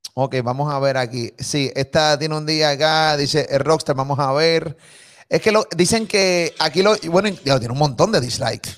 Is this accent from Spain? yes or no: no; Puerto Rico; soy puertorriqueño, vivo aquí